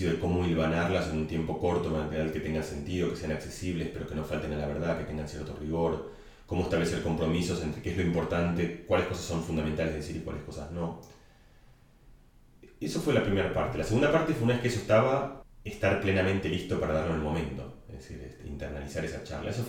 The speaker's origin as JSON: {"language": "Spanish", "country": "Argentina", "accent": "Catalan", "said": "yo con mi acento eh, catalán, porque tenía un acento catalán, le empecé a gritar a, los, no ni siquiera a Maradona, sino a los monos de seguridad de Maradona, Diego, soy argentino, Diego, soy argentino"}